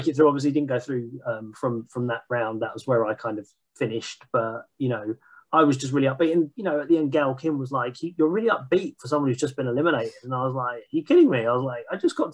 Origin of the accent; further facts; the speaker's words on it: Hertfordshire, East of England, United Kingdom; I'm from Hertfordshire, which is, you know, just on the north of London